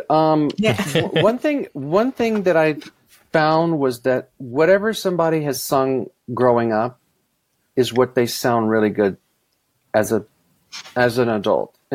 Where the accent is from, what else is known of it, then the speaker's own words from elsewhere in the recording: Mississippi, United States; I, I grew up in the South, but I didn't sing country music at all growing up. You know, in Mississippi, you would think that's that's all we heard